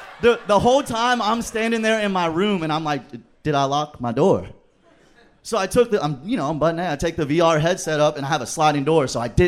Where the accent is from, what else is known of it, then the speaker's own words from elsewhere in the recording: San Marcos, Texas, United States; San Marcos. I went to college at Texas State.